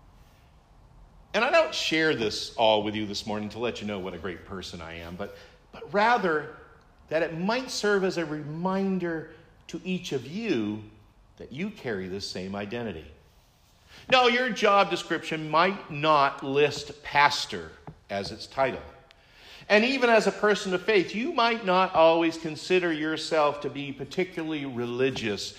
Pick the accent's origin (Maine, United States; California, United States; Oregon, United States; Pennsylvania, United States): Maine, United States; now in New Hampshire, United States; I am a native Mainer.